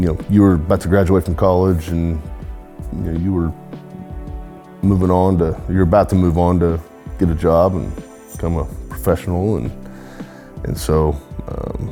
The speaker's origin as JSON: {"language": "English", "town": "Edmond", "region": "Oklahoma", "country": "United States", "tie": "born or raised there", "said": "born in Edmond, Oklahoma. Been around this part of the country pretty much my entire life."}